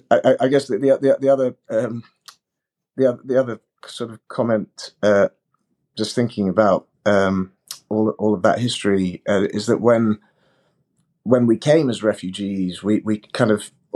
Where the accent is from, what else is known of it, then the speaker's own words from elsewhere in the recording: London, United Kingdom; also born or lived in Uganda; we came to the United Kingdom, to London, when I was a small baby, as refugees from Africa, from Uganda